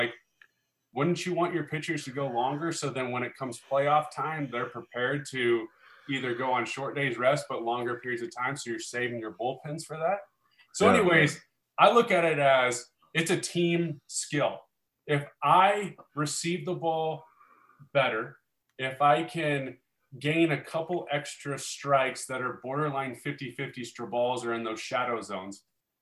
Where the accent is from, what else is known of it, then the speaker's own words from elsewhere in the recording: Omaha, Nebraska, United States; growing up in Omaha, Nebraska, which is where I'm from, which I live here today